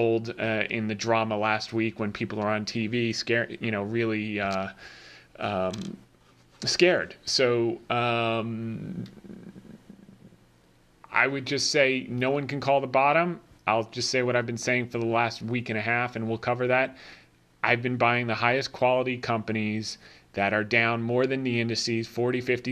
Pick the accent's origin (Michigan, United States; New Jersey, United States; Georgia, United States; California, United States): New Jersey, United States; I grew up in Jersey